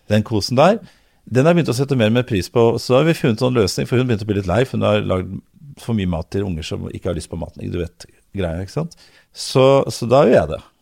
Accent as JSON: {"language": "Norwegian", "region": "Oslo", "country": "Norway", "tie": "born or raised there", "also_born_or_lived": "Lørenskog / Elverum", "said": "jeg er født i Oslo. Tidligst på Majorstuen, så ute på Løvenstad, så Elverum, og så tilbake i Oslo."}